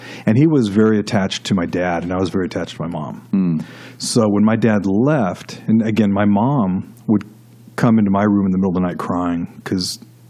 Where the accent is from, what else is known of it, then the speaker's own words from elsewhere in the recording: Los Angeles, California, United States; moved away as an adult; now in Nashville, United States; I actually grew up in Los Angeles. Okay. In the San Fernando Valley, out in California. And third generation California. And, you know, I guess if I were to start from the beginning, I was born and I was raised Catholic.